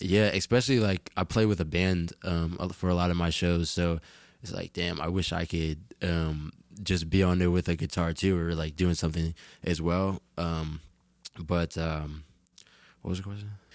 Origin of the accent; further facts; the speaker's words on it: Jersey City, New Jersey, United States; I am from Jersey City